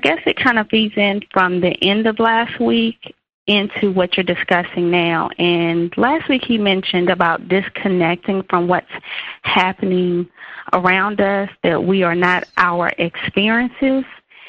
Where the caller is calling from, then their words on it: North Carolina, United States; I'm calling from North Carolina.